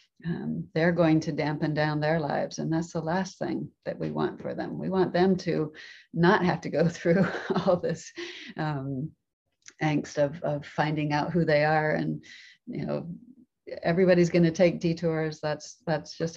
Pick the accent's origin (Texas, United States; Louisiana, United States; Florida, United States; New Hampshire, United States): Florida, United States; moved away as an adult; also born or lived in Japan; growing up in Florida